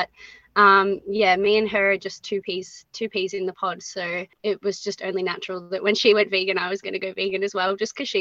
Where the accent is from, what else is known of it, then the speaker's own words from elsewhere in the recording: Geelong, Victoria, Australia; I grew up in Geelong on the Surf Coast, been based here my whole life